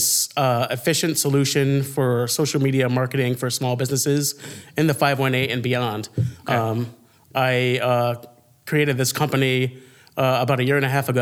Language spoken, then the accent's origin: English; Schenectady, New York, United States; I grew up in Hamilton Hill in Schenectady. It's a neighborhood.